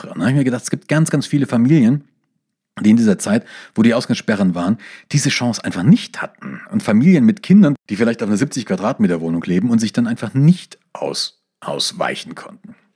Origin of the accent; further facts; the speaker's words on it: East Germany, Germany; born there; ich bin ja im Osten geboren und ich war hinter geschlossenen Grenzen gestanden.